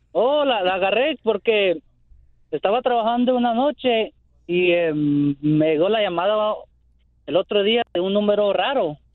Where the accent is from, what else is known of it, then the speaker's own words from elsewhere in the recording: Belize; soy de Belice